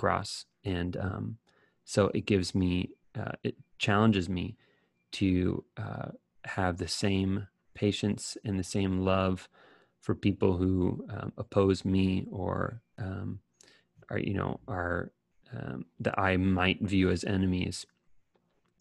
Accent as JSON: {"language": "English", "country": "United States", "said": "as an American"}